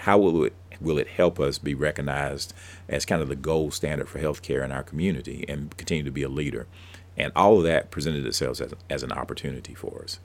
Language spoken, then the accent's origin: English; Abbeville County, South Carolina, United States; I grew up down in Abbeville County